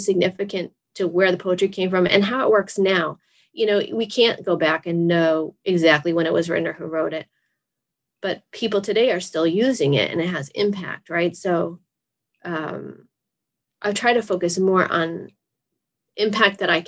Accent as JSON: {"language": "English", "region": "Massachusetts", "country": "United States", "said": "I'm from Massachusetts"}